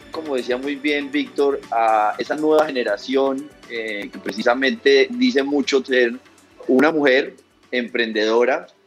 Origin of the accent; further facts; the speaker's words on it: Paisa, Antioquia, Colombia; Yo también tengo ser paisa, todos aquí somos paisas.